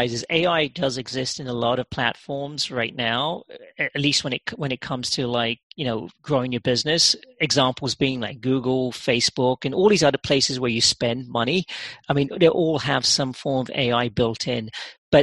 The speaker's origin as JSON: {"language": "English", "region": "London", "country": "United Kingdom", "tie": "born or raised there", "moved": "as an adult", "lives_now": "United States", "said": "I actually grew up in England. Yeah, oh, did I did. Yeah, I spent a good part of my formative years in London"}